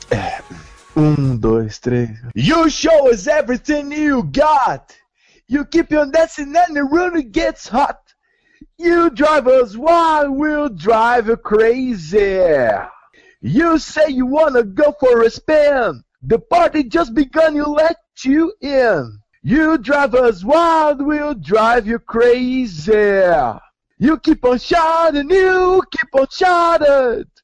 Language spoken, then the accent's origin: Portuguese; Curitiba, Paraná, Brazil; now in Goiânia, Brazil; Ah, eu, sou, eu sou de Curitiba, eu tô passando um tempo aqui, vim aqui tentar a minha sorte, né?